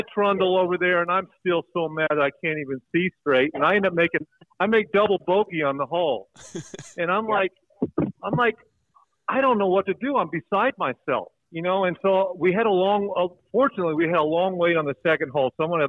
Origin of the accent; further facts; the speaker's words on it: Oklahoma, United States; And, you know, we're all from Oklahoma. We've all wrestled.